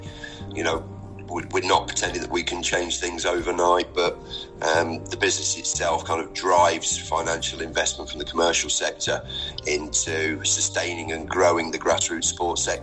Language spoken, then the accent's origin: English; Leicester, East Midlands, United Kingdom; now in Newark, United Kingdom; my family and my formative years were spent growing up in Leicester.